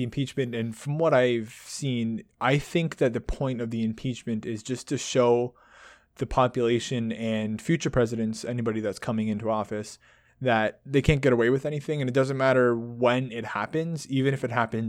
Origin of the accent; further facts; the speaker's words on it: Canada; comparing it to the Canadian politics, because obviously we're Canadian.